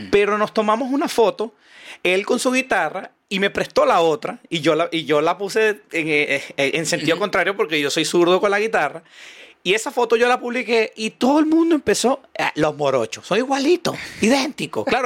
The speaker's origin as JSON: {"language": "Spanish", "town": "Caracas", "region": "Capital District", "country": "Venezuela", "moved": "as an adult", "lives_now": "Chile", "said": "yo vivo en el cafetal, en Venezuela, en Caracas."}